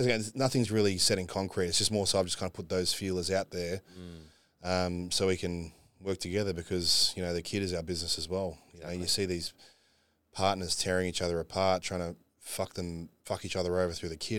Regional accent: Australia; Unfortunately, we got to travel being Aussie, you know.

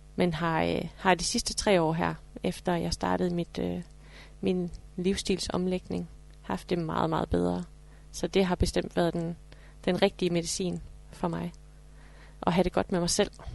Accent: Horsens, Central Denmark Region, Denmark; jeg er fra Horsens

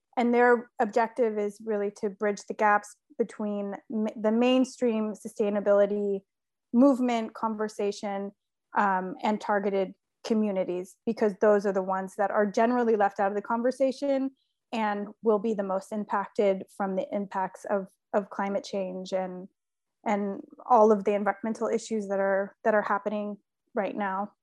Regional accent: California, United States; moved away as an adult; also born or lived in Sweden; now in Italy; I was born and raised in California, but am currently living in Italy

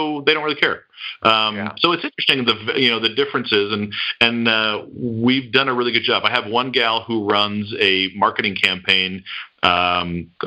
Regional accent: Detroit, Michigan, United States; moved away; I grew up in Detroit

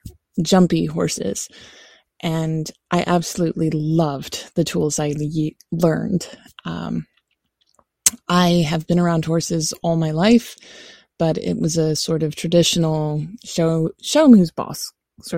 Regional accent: Roanoke, Virginia, United States; I'm from Roanoke, Virginia in the US

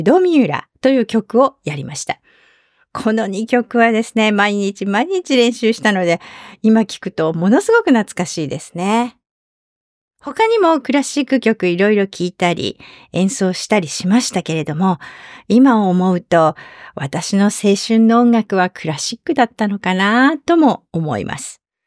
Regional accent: Fukui, Japan; 当時私の行っていた高校の吹奏楽部が地元福井県の代表に選ばれることが多くて

